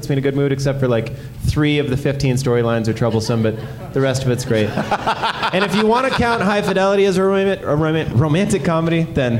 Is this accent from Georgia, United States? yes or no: no; South Dakota, United States; I grew up in South Dakota